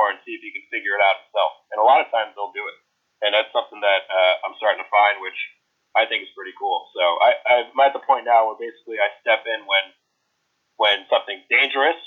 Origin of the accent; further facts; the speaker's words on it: United States; accent: American; my American accent